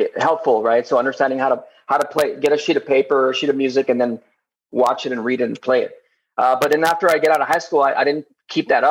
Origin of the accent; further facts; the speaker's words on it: Laredo, Texas, United States; now in Austin, United States; I grew up in Laredo. It's Laredo, Texas.